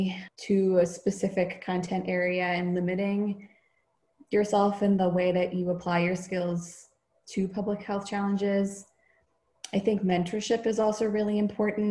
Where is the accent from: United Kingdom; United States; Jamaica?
United States; a suburb of Boston, Massachusetts; grew up in a predominantly white suburb of Boston